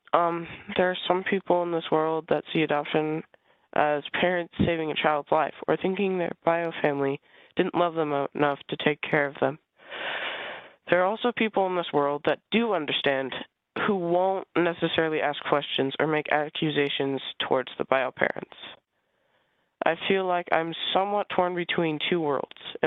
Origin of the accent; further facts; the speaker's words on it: Iowa, United States; I was born in Iowa, and I was adopted as an infant